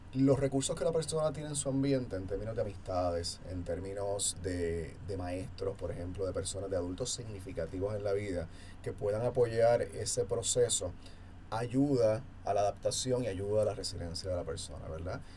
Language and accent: Spanish; Puerto Rico; ahora en Puerto Rico estamos viviendo